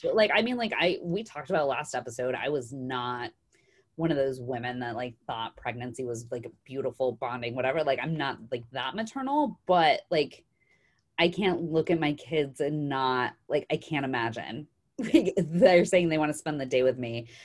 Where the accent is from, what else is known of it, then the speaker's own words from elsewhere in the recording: Idaho, United States; now in Arizona, United States; I'm growing up in Idaho